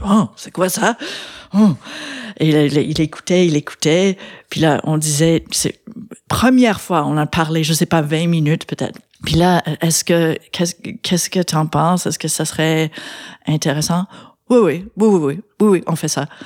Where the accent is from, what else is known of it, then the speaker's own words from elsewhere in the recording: London, Ontario, Canada; moved away as an adult; also born or lived in United States; now in Quebec, Canada; j'ai grandi en Ontario, à London